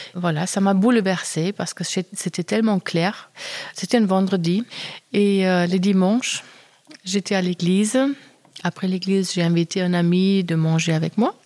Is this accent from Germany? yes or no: yes; Germany; je suis allemande